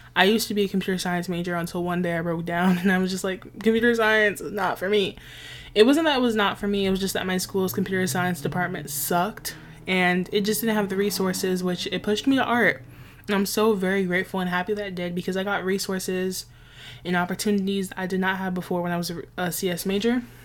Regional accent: New York City, New York, United States; I grew up in a very West Indian neighborhood. I'm from Nueva York, New York City

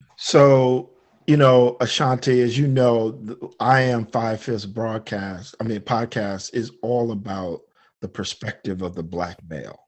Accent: Detroit, Michigan, United States; I'm from Detroit

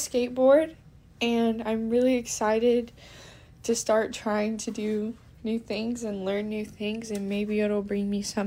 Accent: Texas, United States; I'm 15 and I'm from Texas.

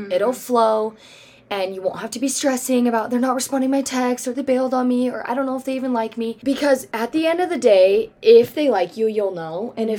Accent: Michigan, United States; Oh, I'm from Michigan.

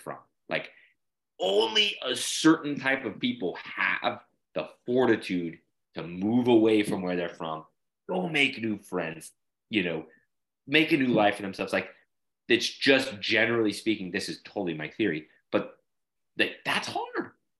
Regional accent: Salt Lake City, Utah, United States; moved away as an adult; also born or lived in California; now in Louisiana, United States; I grew up in Salt Lake City, Utah, I left when I was 20

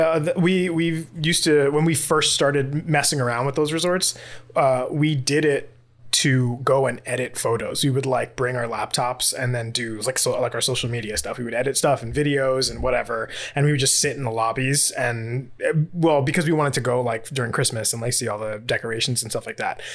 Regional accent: New York, United States; I'm from New York

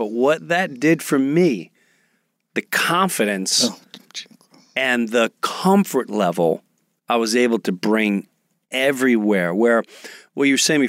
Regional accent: Kentucky, United States; born there; And I was born in Kentucky.

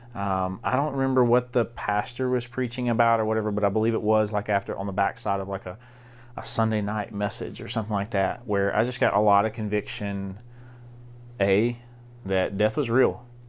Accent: DeWitt, Arkansas, United States; I grew up in Southeast Arkansas.

